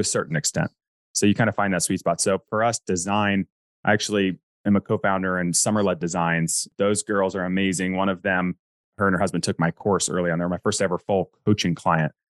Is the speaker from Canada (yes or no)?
no; North Carolina, United States; I grew up in North Carolina